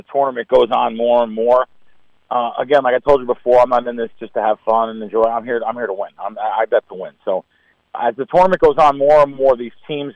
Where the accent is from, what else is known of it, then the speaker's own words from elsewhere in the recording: New Jersey, United States; I grew up in North Jersey